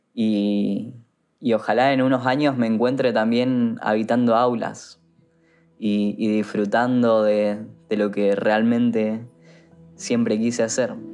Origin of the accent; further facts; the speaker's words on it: Corrientes, Argentina; moved away as an adult; now in Buenos Aires, Argentina; Yo soy de Corrientes y cruzaba todos los días a la provincia del Chaco a estudiar